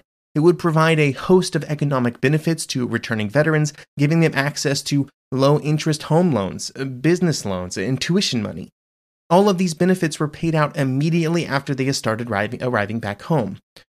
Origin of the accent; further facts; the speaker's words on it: United States; As an American who was born in 1988, the treatment and benefits provided to military veterans has been just a fact of American society for my entire life.